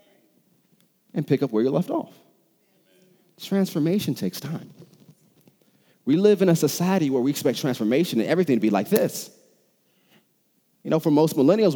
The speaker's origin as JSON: {"language": "English", "country": "United States", "said": "I'm from America."}